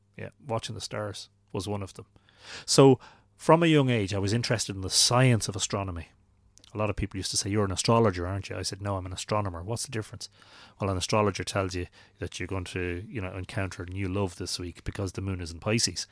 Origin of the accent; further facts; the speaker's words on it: Drogheda, Leinster, Ireland; I'd been growing up in Drogheda